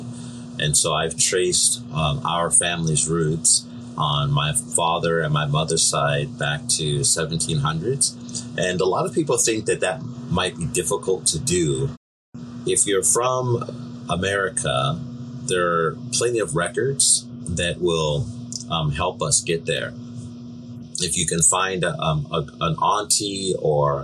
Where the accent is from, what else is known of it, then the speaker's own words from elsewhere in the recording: Seattle, Washington, United States; I was born in Seattle